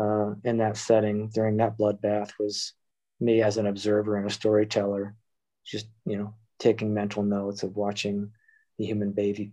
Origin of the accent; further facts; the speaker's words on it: Ohio, United States; born there; also born or lived in Michigan; now in Boston, United States; I was born in Ohio, moved to Michigan, ended up going to the military, spending time in Kansas, Oklahoma, New Jersey, Texas. Eventually went back to Michigan to go to art school